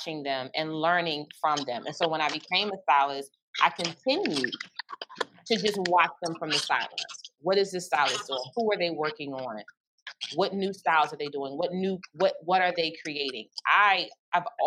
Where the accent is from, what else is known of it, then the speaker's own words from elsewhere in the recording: Philadelphia, Pennsylvania, United States; I'm a native Philadelphian, born and raised in Philadelphia